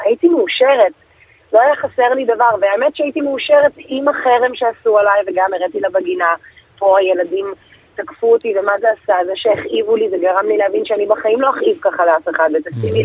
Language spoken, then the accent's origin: Hebrew; Bnei Brak, Tel Aviv District, Israel; לשכונה שגדלתי בה, לפרדס כץ